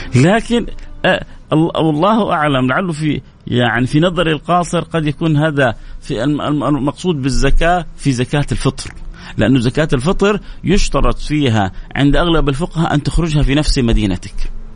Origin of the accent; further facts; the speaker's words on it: Saudi Arabia; عندنا في السعودية